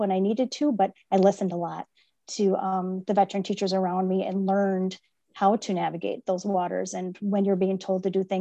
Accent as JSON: {"language": "English", "town": "Oconto", "region": "Wisconsin", "country": "United States", "tie": "born or raised there", "said": "I was born and raised in Oconto"}